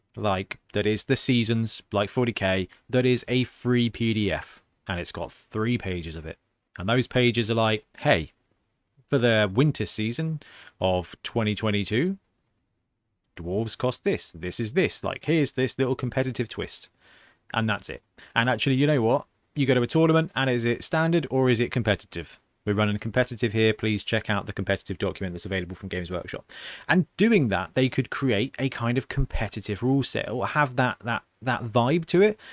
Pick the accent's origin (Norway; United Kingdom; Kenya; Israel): United Kingdom; we're British geeks